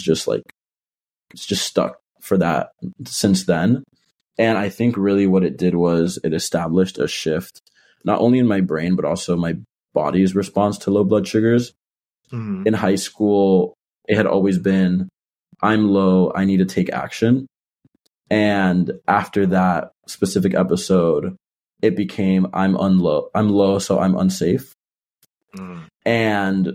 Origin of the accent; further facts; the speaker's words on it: Miami, Florida, United States; moved away as an adult; now in Philadelphia, United States; I'm originally from Miami, Florida, but now I go to school in Philadelphia